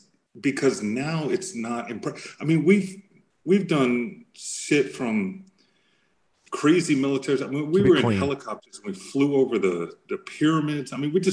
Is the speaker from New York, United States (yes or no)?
yes; New York, United States; I'm from New York.